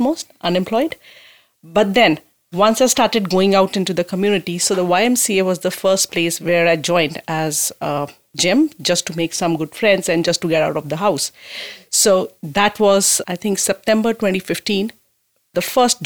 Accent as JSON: {"language": "English", "country": "India", "moved": "as an adult", "lives_now": "Owen Sound, Canada", "said": "I immigrated from India 2015"}